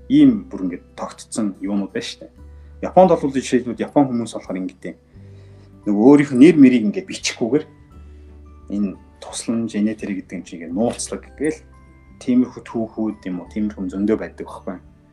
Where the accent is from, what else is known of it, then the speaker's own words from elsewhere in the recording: Ulaangom, Uvs, Mongolia; moved away as an adult; also born or lived in Japan / United States; би нөгөө ус аймгийн улаан төрж өссөн